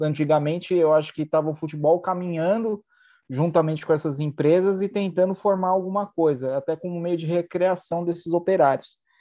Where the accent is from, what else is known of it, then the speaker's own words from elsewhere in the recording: Brazil; ainda mais somos um país colonizado